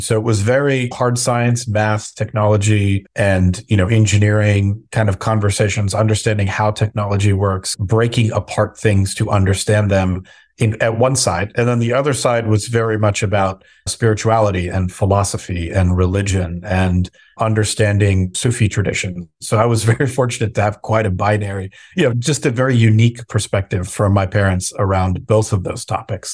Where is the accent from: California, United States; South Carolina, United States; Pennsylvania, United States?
California, United States; Southern; also born or lived in Minnesota / Bay Area, California; I was born in Minnesota, but really you know, my upbringing was in Southern California.